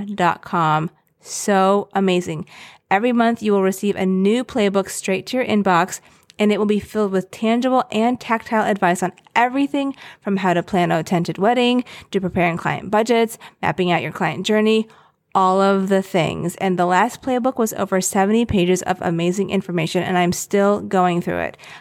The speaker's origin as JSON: {"language": "English", "region": "Blue Ridge Mountains in Virginia", "country": "United States", "tie": "born or raised there", "moved": "yes", "lives_now": "New York, United States", "said": "I grew up near the Blue Ridge Mountains in Virginia, and now we live in New York"}